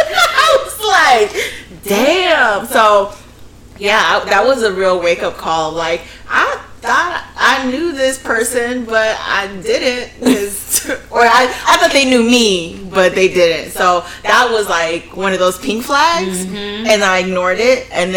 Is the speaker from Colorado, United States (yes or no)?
no; Port St. Lucie, Florida, United States; Port St. Lucie.